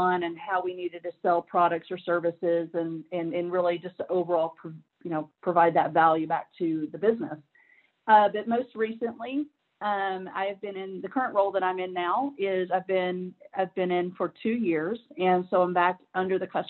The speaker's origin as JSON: {"language": "English", "town": "Nashville", "region": "Tennessee", "country": "United States", "tie": "born or raised there", "moved": "as an adult", "lives_now": "Georgia, United States", "said": "I am originally from Nashville, Tennessee. Love my home city. Love it. You know, really grew up there"}